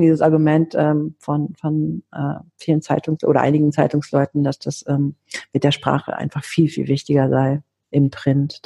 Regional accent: Athens, Attica, Greece; now in Germany; wir sind beide griechisch. Ich bin auch in Athen geboren.

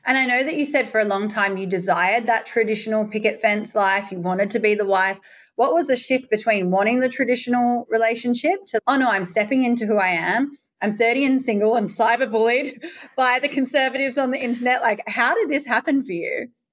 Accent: Perth, Western Australia, Australia; moved away; also born or lived in Bali; I'm from Perth, Western Australia

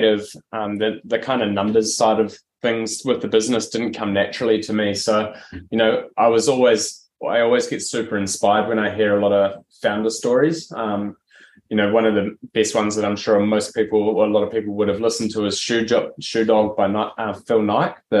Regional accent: New Zealand; now in Australia; I'm originally from New Zealand. I moved over to Australia in 2008

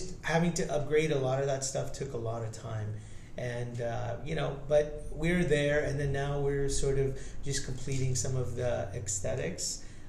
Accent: India; moved away; I'm Indian

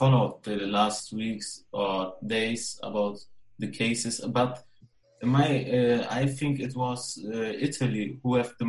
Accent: Germany; I'm from Germany.

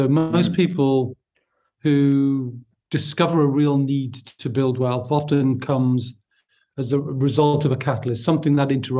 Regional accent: Newcastle upon Tyne, North East England, United Kingdom; accent: Newcastle; based in the Northeast, so my accent is from Newcastle upon Tyne, if people are trying to work that out.

